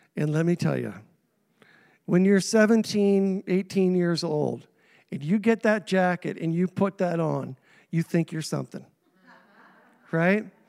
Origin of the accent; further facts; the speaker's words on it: Saint John, New Brunswick, Canada; also born or lived in Indianapolis; now in Grand Manan, Canada; I was three years old when my parents moved me to Saint John against my will